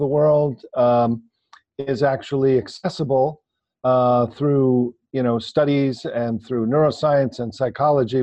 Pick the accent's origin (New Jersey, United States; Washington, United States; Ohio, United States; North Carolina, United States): New Jersey, United States; New York City area; I grew up in the New York City area, New Jersey